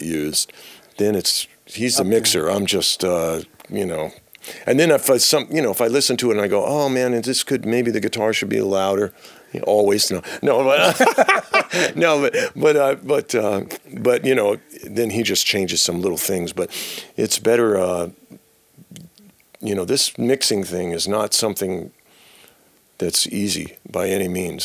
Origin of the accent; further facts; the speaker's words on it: New York, United States; moved away as an adult; now in San Diego, United States; I'm from New York, but I moved to California uh, about six years ago to San Diego